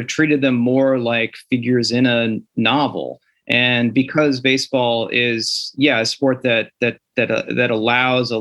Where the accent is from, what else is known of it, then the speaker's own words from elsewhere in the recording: the Midwest, near St. Louis, Missouri, United States; I grew up in the Midwest and near St. Louis.